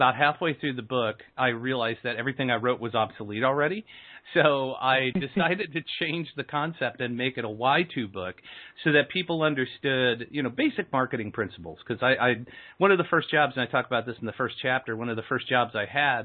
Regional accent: Aurora, Illinois, United States; I'm from Aurora, Illinois

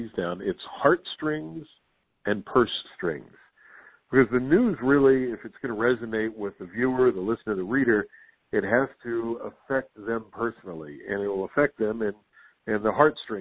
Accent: West Virginia, United States; also born or lived in Las Vegas / Orlando / Salt Lake City; now in Washington, D.C., United States; back home in my home state of West Virginia

